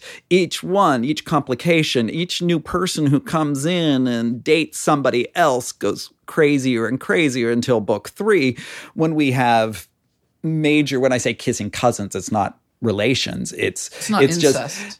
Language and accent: English; near Pittsburgh, Pennsylvania, United States; now in Connecticut, United States; I grew up near Pittsburgh and it's so parochial there compared to here. We're Yankees here in Connecticut.